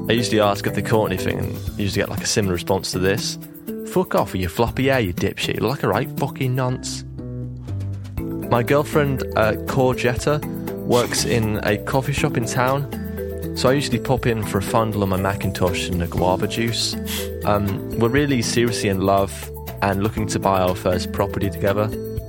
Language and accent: English; Oxford, South East England, United Kingdom; Hey, guys. … I come from Oxford.